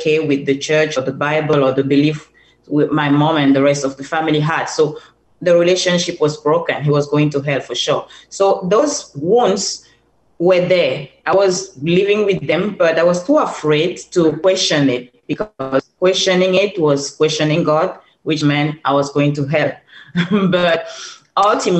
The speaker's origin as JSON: {"language": "English", "country": "Cameroon", "tie": "born or raised there", "moved": "yes", "said": "So I'm originally from Cameroon"}